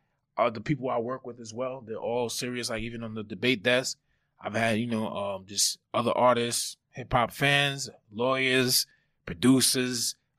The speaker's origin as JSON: {"language": "English", "town": "Grand Rapids", "region": "Michigan", "country": "United States", "said": "I'm from Michigan, if people don't know."}